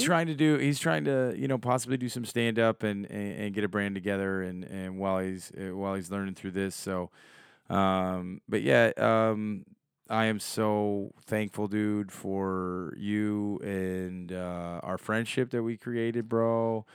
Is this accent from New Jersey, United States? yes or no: no; Chicago, Illinois, United States; I'm from Chicago